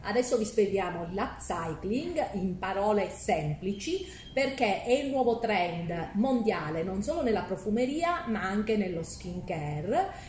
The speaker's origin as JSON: {"language": "Italian", "region": "Calabria", "country": "Italy", "moved": "yes", "said": "io sono nel profondo sud, in Calabria, nella mia terra"}